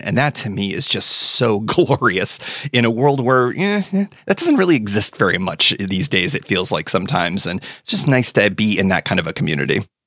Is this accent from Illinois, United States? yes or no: no; Western New York, United States; also born or lived in DC area; now in West Virginia, United States; I grew up in Western New York, uh, a stone's throw from the Erie Canal